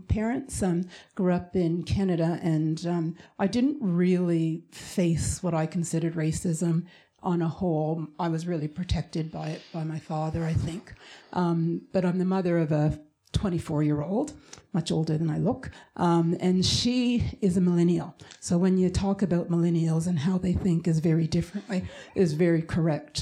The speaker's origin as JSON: {"language": "English", "region": "Tasmania", "country": "Australia", "moved": "yes", "said": "I come from Tasmania originally"}